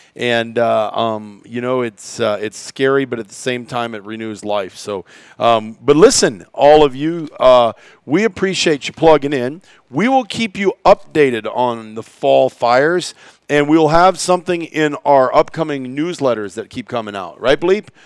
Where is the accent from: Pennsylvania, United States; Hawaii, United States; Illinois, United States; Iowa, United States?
Iowa, United States; I grew up in Iowa